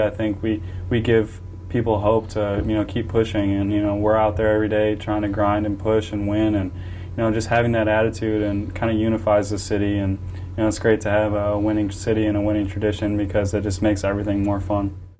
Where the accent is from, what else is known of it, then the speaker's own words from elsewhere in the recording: Antioch, Illinois, United States; Kenosha is real close um, to where I grew up in Antioch, Illinois